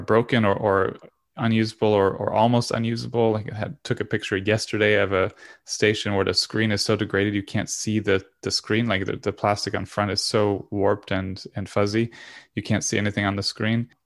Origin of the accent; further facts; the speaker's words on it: Florida, United States; also born or lived in Europe; I'm from Florida